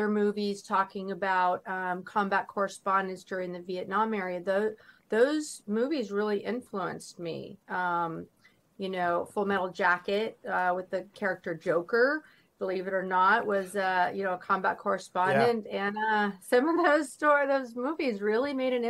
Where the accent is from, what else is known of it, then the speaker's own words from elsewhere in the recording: Northern California, United States; I was born and raised in Northern California